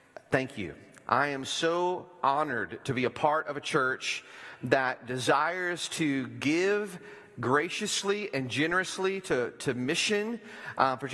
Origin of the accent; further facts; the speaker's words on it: Bootheel, Missouri, United States; moved away; from where we used to live in Missouri, where I grew up in the Boot Hill